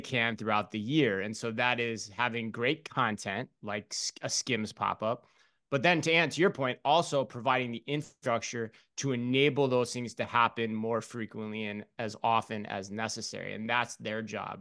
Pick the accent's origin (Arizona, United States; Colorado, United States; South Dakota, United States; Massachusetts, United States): Arizona, United States; Phoenix; I'm from Phoenix